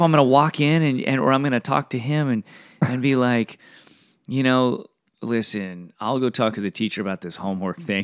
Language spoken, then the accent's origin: English; Fullerton, California, United States; also born or lived in Bellflower, California; I was born in Bellflower, raised in Fullerton my whole life